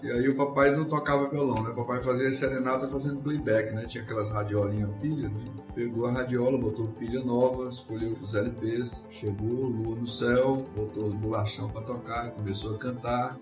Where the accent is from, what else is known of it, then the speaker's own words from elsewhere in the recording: Parnaíba, Piauí, Brazil; also born or lived in Magalhães de Almeida, Maranhão / Teresina, Piauí; na verdade eu nasci em Parnaíba, meus pais moravam lá